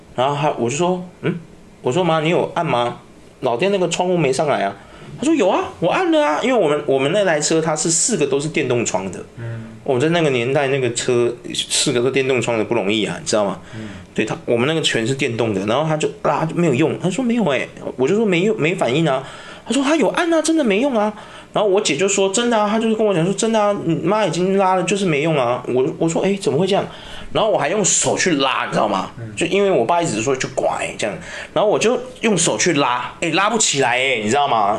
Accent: Taiwan; 我们台湾人的个性

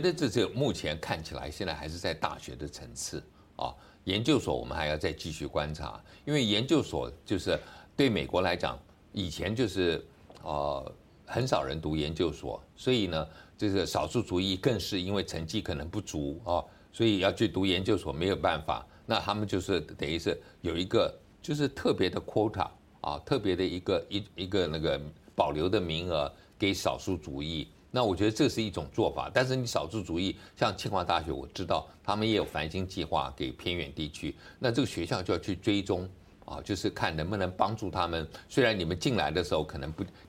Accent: Taipei, Taiwan; 我是台北人

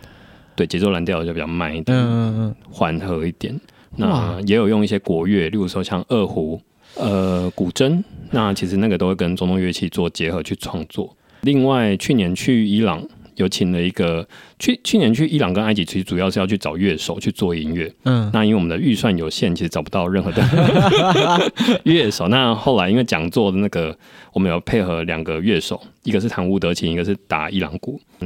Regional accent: Taiwan; first language Taiwanese Hokkien; 我的母语就是台语，因为毕竟从小家里讲的是台语。

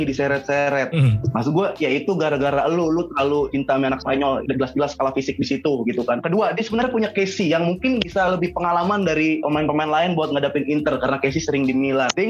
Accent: Jakarta, Indonesia; oh masuk sama daerah gue Petamburan Tanah Abang kayak gitu oh masuk

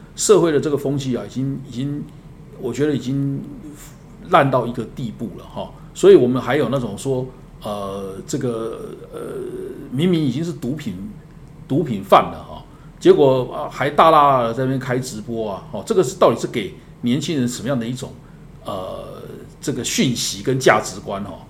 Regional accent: Taiwan; 我们台湾人

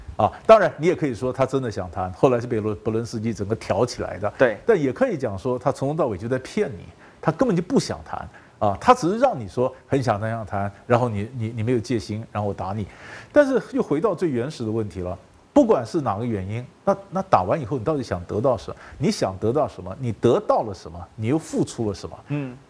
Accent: Taiwan; 我们台湾人哦，是没有国际观的人

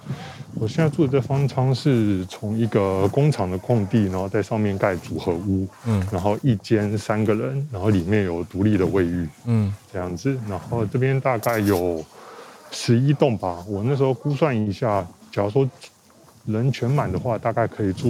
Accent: Taiwan; now in Shanghai, China; 我台湾人，我在这边工作。

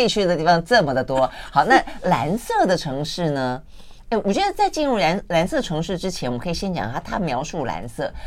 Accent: Taiwan; 所以我们台湾人训练过后都很勇敢的

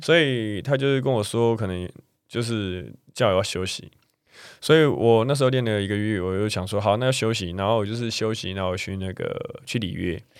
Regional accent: Taiwan; 我们台湾人

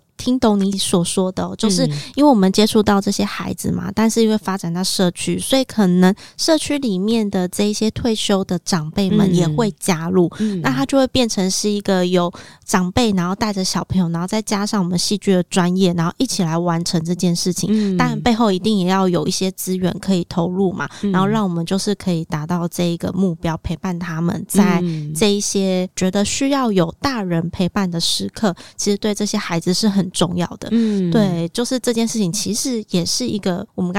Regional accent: Zhudong, Hsinchu County, Taiwan; 发生在我的家乡竹东，是山神祭

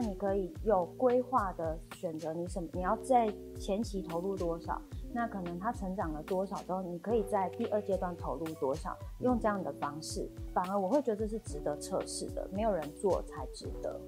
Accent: Tainan, Taiwan; 我自己在台南长大嘛

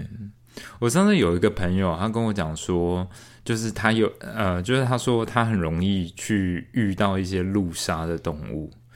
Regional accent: Tainan, Taiwan; 我们台南这边

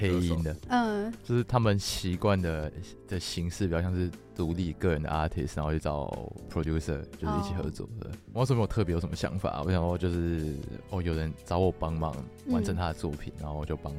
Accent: Tainan, Taiwan; moved away as an adult; now in Taipei, Taiwan; 其实我插个话，我刚来政大的时候，就我刚来台北念书，就我台南人。

